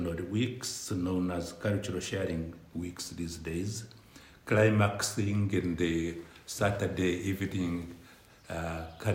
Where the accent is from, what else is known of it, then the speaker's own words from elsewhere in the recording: Uganda; moved away as an adult; also born or lived in central Kenya; the then dictator Idi Amin in my home country, Uganda